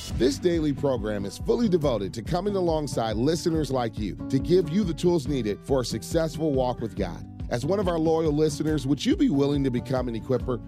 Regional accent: Detroit, Michigan, United States; moved away; Love taking calls from my hometown

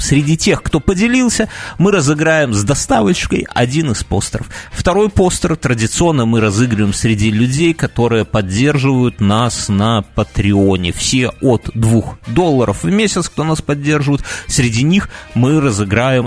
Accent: Belarus; мы из Беларуси

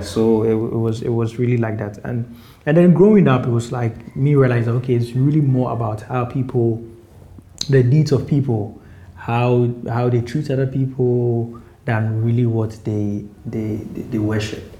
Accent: Accra, Greater Accra, Ghana; also born or lived in eastern Ghana; I was born and raised in Accra.

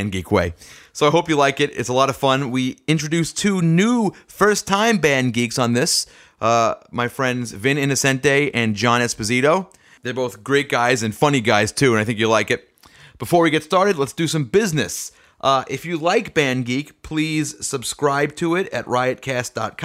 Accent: New York City, New York, United States; Staten Island on October 17th, and that's a big deal for me because that's my hometown

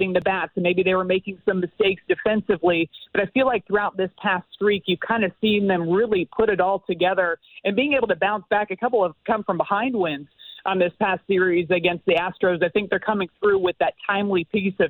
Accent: just outside of Los Angeles, California, United States; moved away; also born or lived in Houston, Texas / Tennessee; I was born in Houston, lived there for a little while, and then grew up just outside of Los Angeles

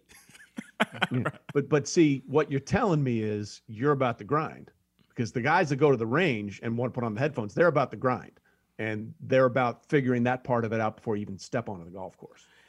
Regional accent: Greenwich, Connecticut, United States; also born or lived in New York City / Los Angeles / Hong Kong; I grew up in a little town called Greenwich, Connecticut, which was right outside New York City

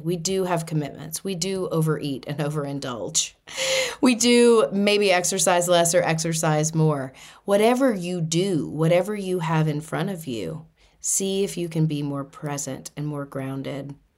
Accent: Boston, Massachusetts, United States; I'm from Boston

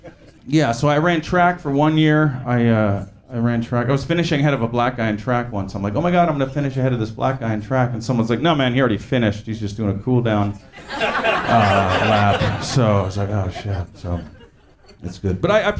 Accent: California, United States; So yeah, growing up in Orange County, mostly white, we played sports

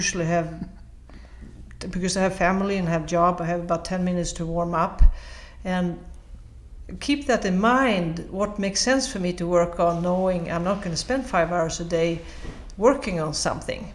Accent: Sweden; moved away as an adult; also born or lived in United States; I'm from Sweden, I played in our national teams

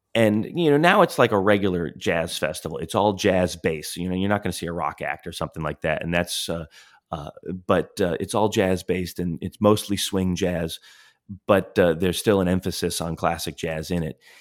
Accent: Florida, United States; we grew up in Florida

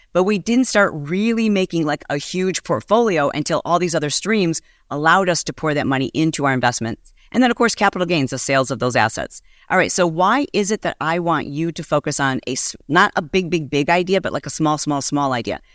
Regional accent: Michigan, United States; moved away as an adult; also born or lived in Southern California; I am from Michigan

